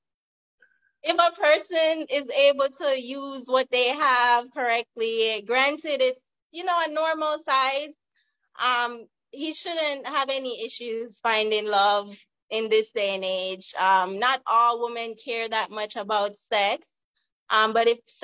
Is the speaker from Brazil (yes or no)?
no; Jamaica; now in California, United States; I am from Jamaica originally, now living in California.